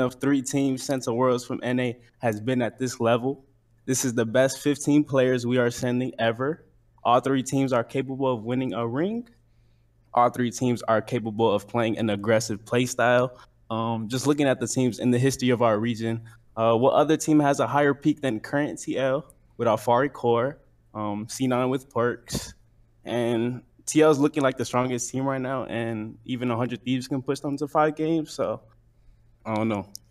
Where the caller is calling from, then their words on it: Chicago, Illinois, United States; I'm calling from Chicago